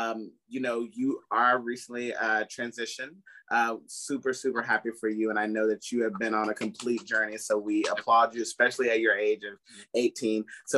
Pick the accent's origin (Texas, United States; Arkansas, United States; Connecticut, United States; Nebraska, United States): Texas, United States; Oakwood; moved away; I was born in Oakwood, Texas, and I'm like close by Palestine, and I have family in Grapeland as well